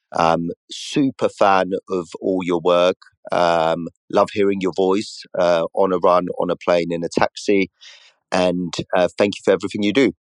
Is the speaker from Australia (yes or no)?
no; Poland; now in United Kingdom; I was born in Poland, uh, officially work in Paris, France, and I live in the U K